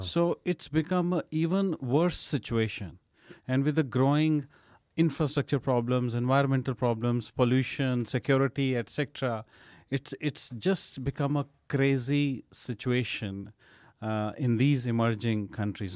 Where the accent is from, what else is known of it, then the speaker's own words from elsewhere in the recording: Amritsar, Punjab, India; moved away; I was born and brought up in North India in a place called Amritsar